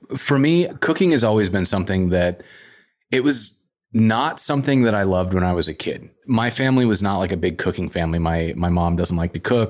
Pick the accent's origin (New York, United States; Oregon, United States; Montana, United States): Montana, United States; Whitefish; also born or lived in Missoula, Montana; now in Portland, United States; I grew up in Whitefish, which is up by Glacier National Park